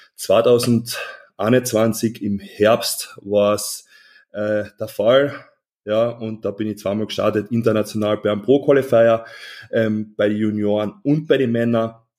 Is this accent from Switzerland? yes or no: no; Klagenfurt, Carinthia, Austria; Ich komme aus Klagenfurt. Das ist südlich von Österreich, also ganz im Süden, wirklich sehr nah zur Grenze Italien